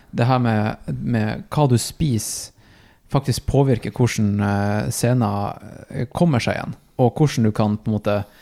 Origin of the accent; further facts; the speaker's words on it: Tromsø, Troms, Norway; moved away; also born or lived in Oslo; jeg er tilbake i Tromsø. Eh, min hjemby.